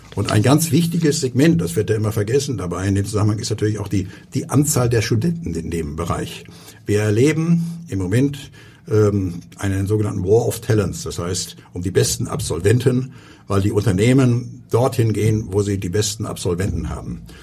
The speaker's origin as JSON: {"language": "German", "region": "Hamburg", "country": "Germany", "tie": "born or raised there", "moved": "as an adult", "said": "In Großborstel bin ich groß geworden"}